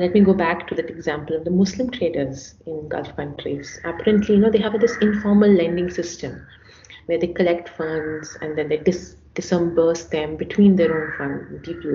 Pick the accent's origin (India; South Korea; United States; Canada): India; I'm an Indian, I'm a woman, I'm an economist, and I'm a Hindu.